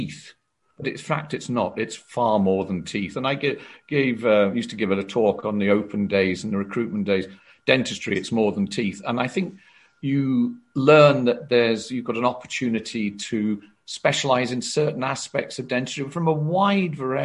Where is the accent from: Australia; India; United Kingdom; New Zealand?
United Kingdom; South Wales; moved away as an adult; my family and are all based around South Wales